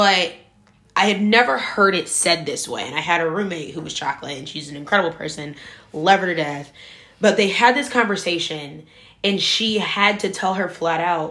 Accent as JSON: {"language": "English", "town": "Shaker Heights", "region": "Ohio", "country": "United States", "tie": "born or raised there", "said": "I grew up in Shaker Heights, Ohio."}